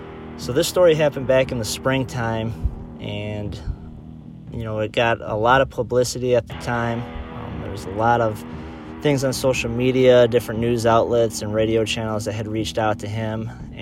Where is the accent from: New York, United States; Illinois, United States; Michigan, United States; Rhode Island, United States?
Michigan, United States; Harbor Beach; Him and I went to high school together. We're both from Harbor Beach